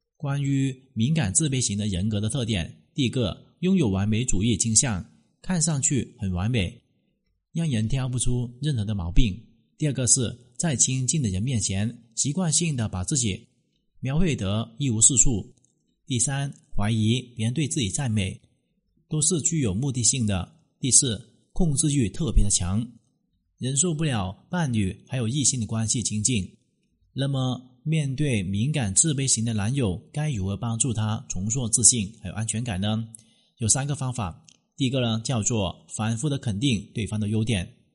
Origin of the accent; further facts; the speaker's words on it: China; 我们中国人真的是太矜持了